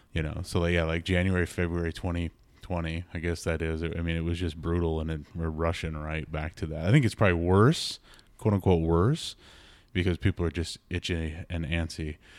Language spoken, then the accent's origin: English; Minnesota, United States; born and bred in Minnesota